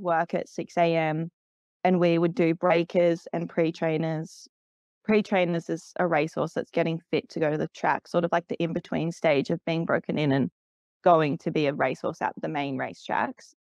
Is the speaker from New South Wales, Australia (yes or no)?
no; Canberra, Australian Capital Territory, Australia; moved away as an adult; also born or lived in Sydney; I grew up in Canberra